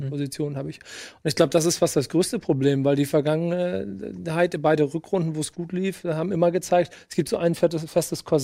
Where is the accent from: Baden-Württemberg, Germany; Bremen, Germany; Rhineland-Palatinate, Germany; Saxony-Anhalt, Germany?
Bremen, Germany; die eigentliche Frage, die ich mir als Bremer im Moment ja stelle